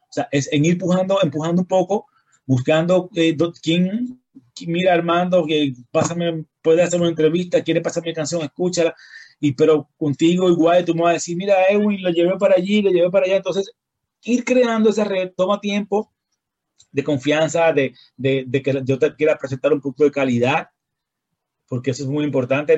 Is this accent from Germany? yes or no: no; Dominican Republic; nosotros venimos del país del merengue y la bachata, el son y la salsa.